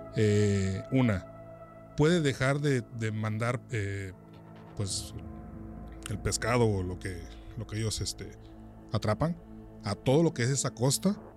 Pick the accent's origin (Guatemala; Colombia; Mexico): Mexico; San Juan Bautista Tuxtepec, Oaxaca; él, yo nos criamos prácticamente aquí en Tuxtepec